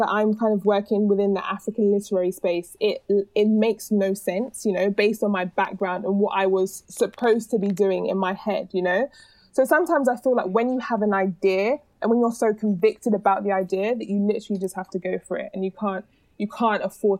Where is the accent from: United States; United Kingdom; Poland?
United Kingdom; London; Like I would never think to say I'm British, I'm from London, other than if it was a scenario where people were asking me based on my accent, right?